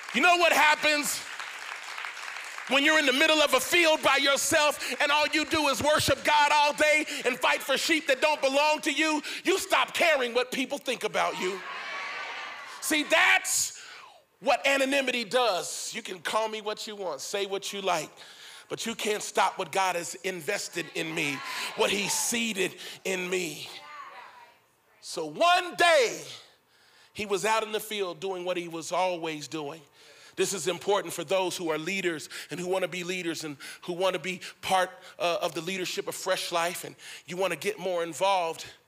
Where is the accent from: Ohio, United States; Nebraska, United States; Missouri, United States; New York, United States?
Ohio, United States; Cincinnati; I grew up in Cincinnati, Ohio.